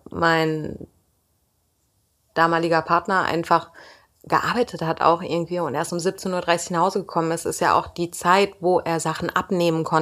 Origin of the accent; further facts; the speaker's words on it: Turkey; Ich bin halt Türkin, mein Mann war Türke